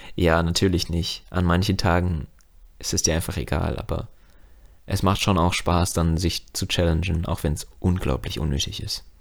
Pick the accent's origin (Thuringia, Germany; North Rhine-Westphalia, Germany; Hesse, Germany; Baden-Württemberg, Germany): Hesse, Germany; Frankfurt am Main; als Frankfurter